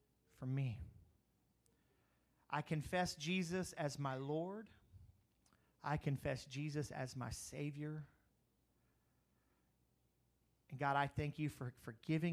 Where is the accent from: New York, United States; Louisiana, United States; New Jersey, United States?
Louisiana, United States; Crowley; also born or lived in Eunice, Louisiana; when I grew up in Crowley